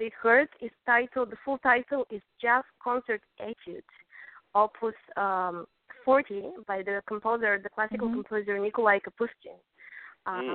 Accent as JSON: {"language": "English", "town": "Plovdiv", "region": "Plovdiv Province", "country": "Bulgaria", "tie": "born or raised there", "also_born_or_lived": "Sofia, Bulgaria", "moved": "yes", "said": "I was born in the capital, Sofia, but I was raised in Plovdiv, the second big city"}